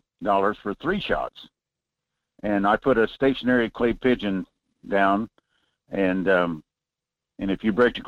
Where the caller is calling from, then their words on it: North Pole, Alaska, United States; Good morning, Michael. This is … up in North Pole.